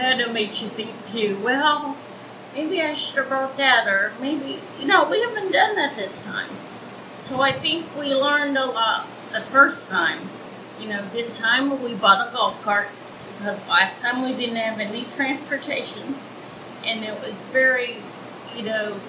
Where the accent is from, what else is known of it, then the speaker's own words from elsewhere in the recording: Missouri, United States; now in Isla Mujeres, Mexico; I'm from Missouri, so it's dang hot in Missouri in the summer